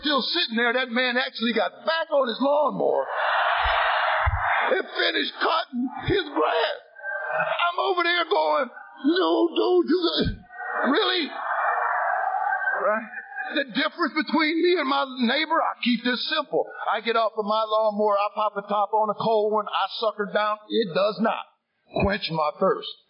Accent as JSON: {"language": "English", "town": "Sandusky", "region": "Ohio", "country": "United States", "tie": "born or raised there", "said": "I was born in the city of Sandusky, Ohio, the second of three boys. I was raised in a Christian home"}